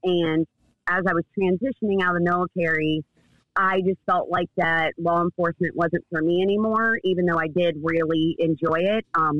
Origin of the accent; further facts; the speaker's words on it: the South, United States; accent: Southern; now in Charleston, United States; But then whenever I go home or talk to anybody from New York, they're like, wow, you have a Southern accent.